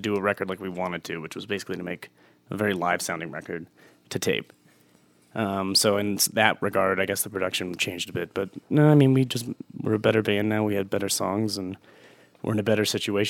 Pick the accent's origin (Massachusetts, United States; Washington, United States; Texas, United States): Texas, United States; now in Colorado, United States; But I did not enjoy it growing up